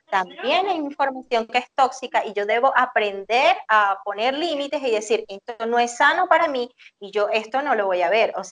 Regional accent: Venezuela

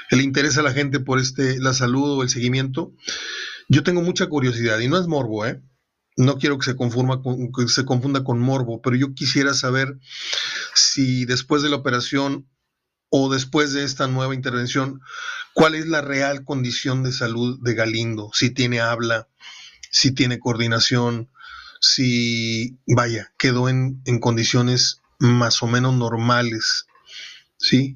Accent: Mexico; El templo de San Judas estaba a 250 pasos de mi casa, donde yo nací, en 15 de mayo, entre América y Miguel Nieto. Fue mi templo durante los primeros 11, 12 años de mi vida.

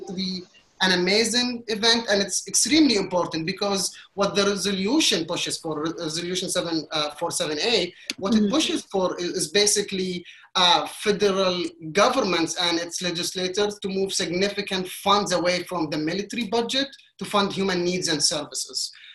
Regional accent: Qatar; moved away as an adult; now in New York City, United States; I was born and raised in Qatar for Egyptian parents

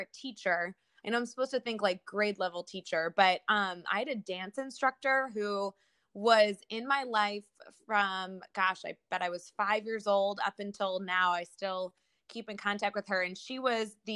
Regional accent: Chicago, Illinois, United States; I grew up in the Chicagoland area

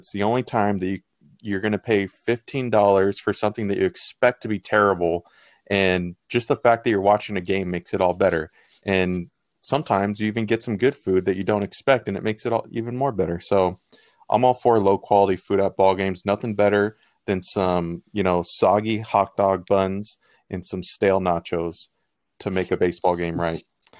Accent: United States; because I'm an American

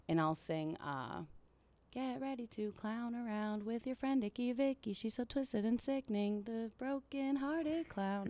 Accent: Pittsburgh, Pennsylvania, United States; I grew up in Pittsburgh, right in, like, the south, like, boroughs, South Hills.

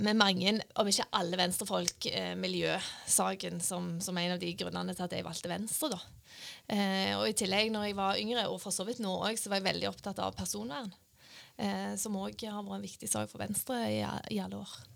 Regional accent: Randaberg, Rogaland, Norway; moved away; Jeg er fra Randaberg.

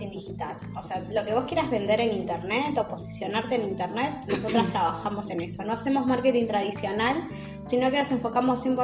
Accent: Venezuela; Y yo que soy venezolana.

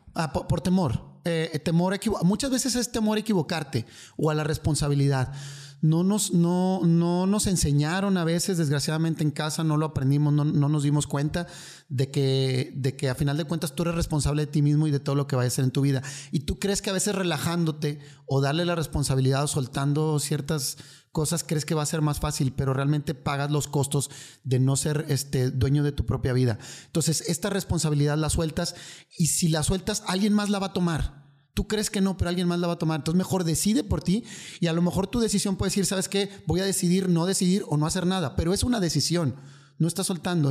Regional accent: Monterrey, Nuevo León, Mexico; vengo de aquí, soy de Monterrey

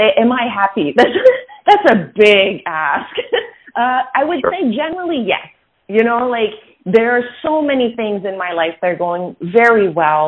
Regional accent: Quebec City, Quebec, Canada; I grew up in Quebec City. So I grew up in a mostly French environment, although both my parents are bilingual.

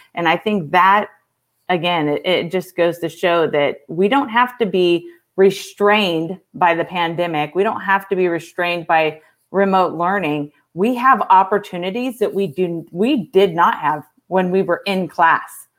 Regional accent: California, United States; moved away; also born or lived in Texas; I'm actually from California

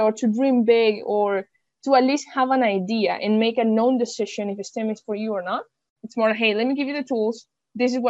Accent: Venezuela; moved away; also born or lived in Germany; I'm from Venezuela

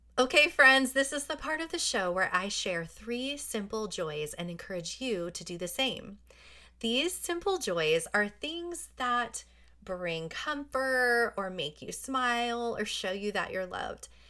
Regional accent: New Jersey, United States; moved away; I grew up in New Jersey where it was really cold

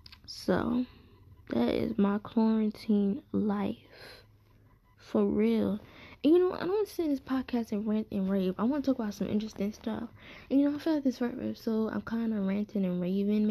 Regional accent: New York City, New York, United States; moved away as an adult; I'm from Brooklyn. That's always my home

